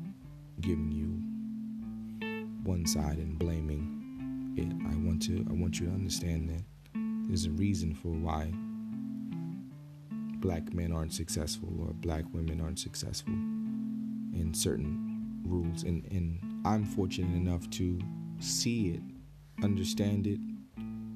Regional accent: Newark, New Jersey, United States; growing up in Newark

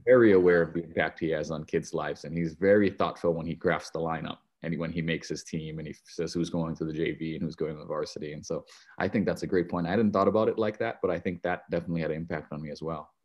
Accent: Hilo, Hawaii, United States; moved away; I grew up in Hilo, Hawaii, uh, a little city, fifty thousand people

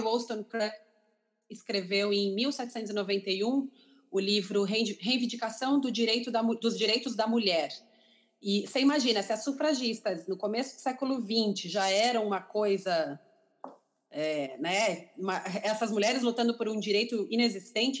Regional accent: São Paulo, Brazil; moved away as an adult; now in London, United Kingdom; A gente morou no mesmo prédio em São Paulo

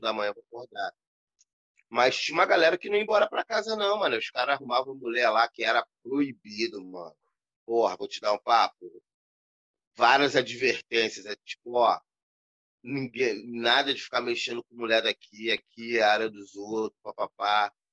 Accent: Rio de Janeiro, Brazil; moved away as an adult; now in São Gonçalo, Brazil; eu não moro mais na Cidade de Deus. Uhum. Eu tenho oito anos que eu saí de Jacarepaguá, que eu casei

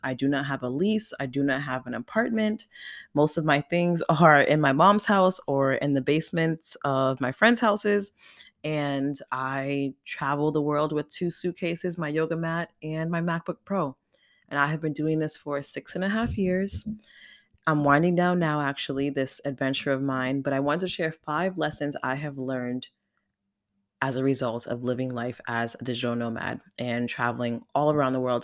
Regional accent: United States; moved away as an adult; now in Portugal; someone from the States, as an American

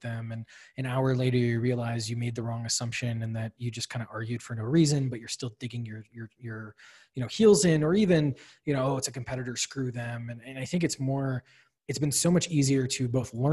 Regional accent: Wisconsin, United States; born or raised there; moved away as an adult; also born or lived in Illinois / Washington, D.C.; now in Boston, United States

